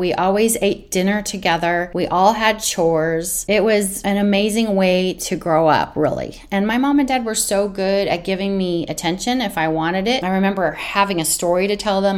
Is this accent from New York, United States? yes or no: no; Northern California, United States; also born or lived in San Diego; I'm from Northern California